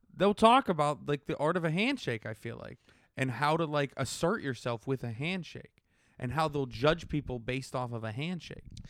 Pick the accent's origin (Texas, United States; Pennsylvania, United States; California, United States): Pennsylvania, United States; Pittsburgh; I'm from Pittsburgh